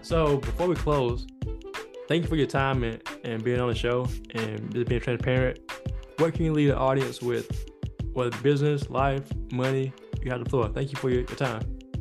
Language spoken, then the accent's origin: English; South Carolina, United States; I'm from South Carolina